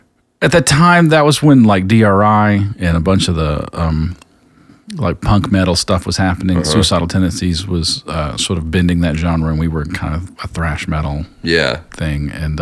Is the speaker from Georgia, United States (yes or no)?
yes; Columbus, Georgia, United States; also born or lived in North Carolina / Athens, Georgia; Well, I grew up in South Central Georgia in Columbus, Georgia.